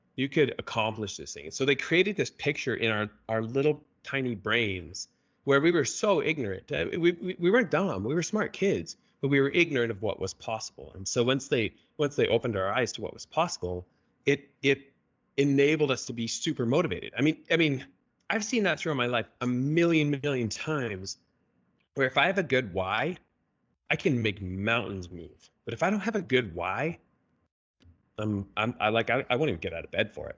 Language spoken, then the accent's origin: English; Canada; moved away as an adult; now in Utah, United States; I was born and raised in Canada